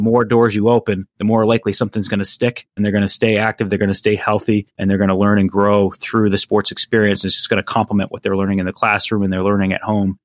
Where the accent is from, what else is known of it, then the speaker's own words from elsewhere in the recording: Massachusetts, United States; growing up in Massachusetts